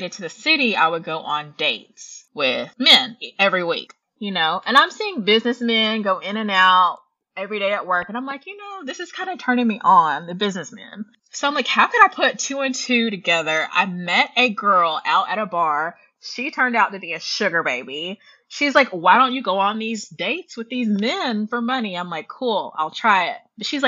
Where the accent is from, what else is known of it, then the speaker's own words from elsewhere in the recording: the Carolinas, United States; moved away as an adult; now in Texas, United States; I am originally from the Carolinas.